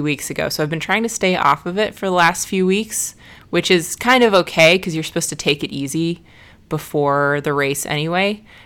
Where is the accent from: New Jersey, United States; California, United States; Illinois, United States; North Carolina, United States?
Illinois, United States; Chicago; my hometown race of Chicago